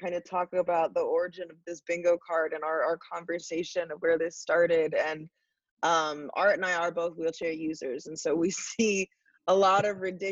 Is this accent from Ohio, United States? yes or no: no; North Carolina, United States; moved away as an adult; also born or lived in Illinois; now in Minneapolis, United States; I grew up in North Carolina.